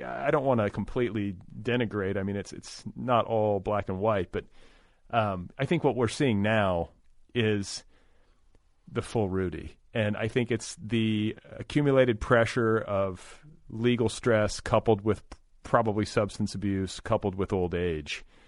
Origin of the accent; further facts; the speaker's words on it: Indiana, United States; I grew up in Indiana, not terribly far from where you did